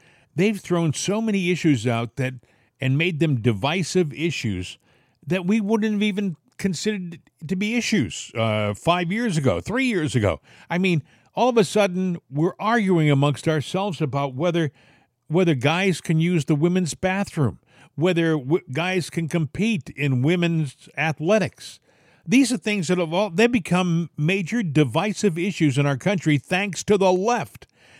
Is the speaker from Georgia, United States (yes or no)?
no; Massachusetts, United States; also born or lived in Rhode Island; I was from Massachusetts and then Rhode Island. You know, these are states that are solid Democrat.